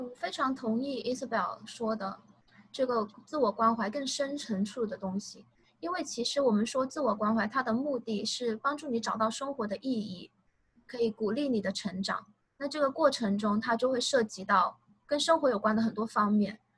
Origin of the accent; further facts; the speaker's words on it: China; moved away as an adult; now in United States; 我从小到大都在大陆长大，然后呢，在大陆本科毕业之后来美国读的心理学的研究生